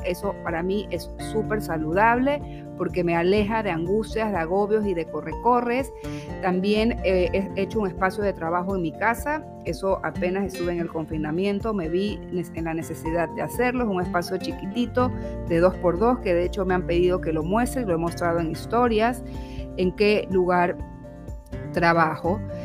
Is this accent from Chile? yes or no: no; Guayaquil, Guayas, Ecuador; soy de aquí, de Guayaquil, de Ecuador, nací aquí